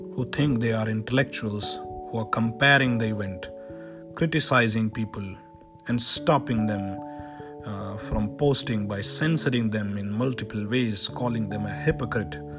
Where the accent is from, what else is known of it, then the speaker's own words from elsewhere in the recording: India; being an Indian